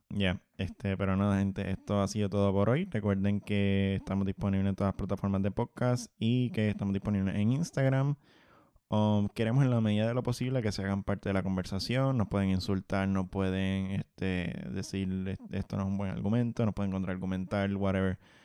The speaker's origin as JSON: {"language": "Spanish", "country": "Puerto Rico", "tie": "born or raised there", "said": "yo soy de Monterrey"}